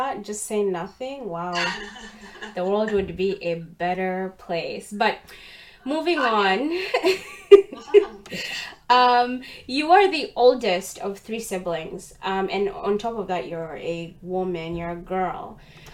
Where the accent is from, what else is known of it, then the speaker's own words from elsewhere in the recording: Uganda; now in Canada; I'm Ugandan, born and bred in Uganda.